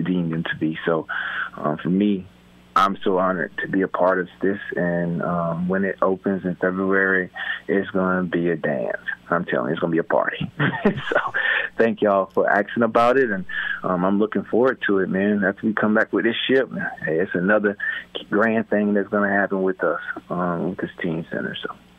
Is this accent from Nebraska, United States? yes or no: no; South Carolina, United States; born or raised there; now in Buffalo, United States